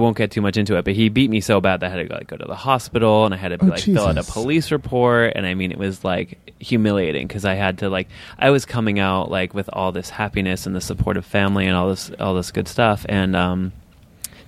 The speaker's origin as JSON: {"language": "English", "region": "upstate New York", "country": "United States", "tie": "born or raised there", "said": "Way upstate New York."}